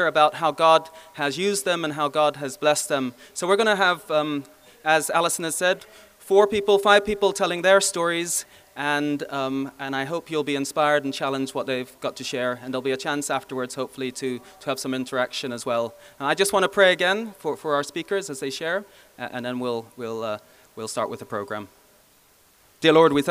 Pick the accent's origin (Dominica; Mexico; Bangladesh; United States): Bangladesh; now in Belfast, United Kingdom; I was born in Bangladesh. I now reside in the Far East, East Belfast